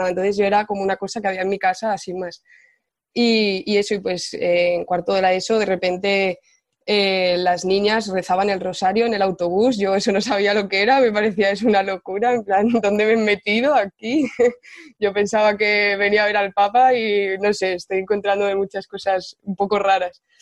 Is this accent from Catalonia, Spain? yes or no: no; Ciudad Real, Castilla-La Mancha, Spain; moved away as an adult; now in Valencia, Spain; vivo en Ciudad, o vivo en Valencia ya eh, ocho años, pero bueno, soy de Ciudad Real.